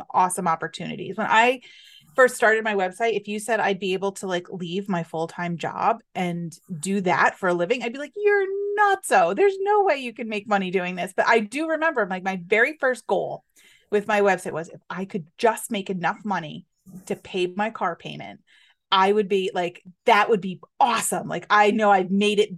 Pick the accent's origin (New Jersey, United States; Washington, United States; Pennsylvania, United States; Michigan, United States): Pennsylvania, United States; Scranton; I grew up in northeastern Pennsylvania